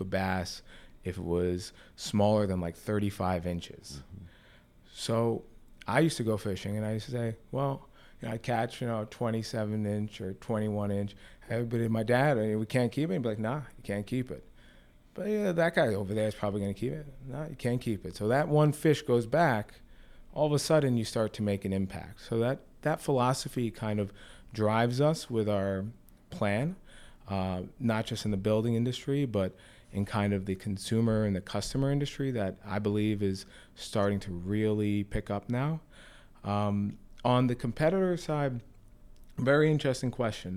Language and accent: English; Sea Cliff, New York, United States; also born or lived in Oyster Bay; I'm from Sea Cliff, you know, in Long Island. I'm from Oyster Bay, that kind of area.